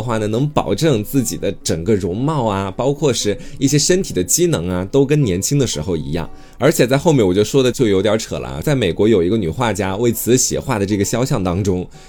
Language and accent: Chinese; China; 在我们中国人看来